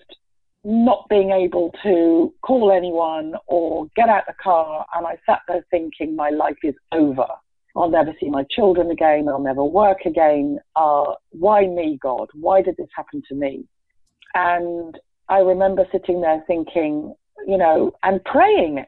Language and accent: English; England, United Kingdom; moved away as an adult; I was born in England